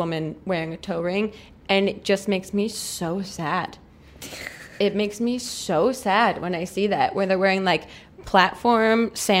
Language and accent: English; New Jersey, United States; I'm from New Jersey, and that was a very, like, the Jersey Shore.